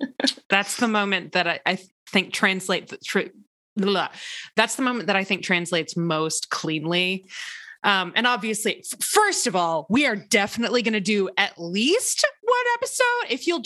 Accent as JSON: {"language": "English", "country": "United States"}